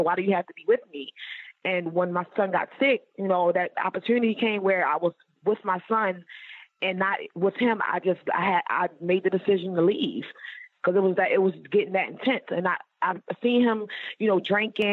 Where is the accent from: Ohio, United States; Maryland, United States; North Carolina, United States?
Maryland, United States; Baltimore; I'm originally from Baltimore, Maryland